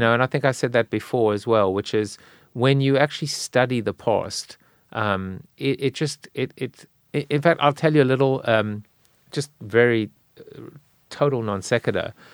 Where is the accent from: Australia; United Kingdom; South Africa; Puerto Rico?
South Africa; now in United States; I'm South African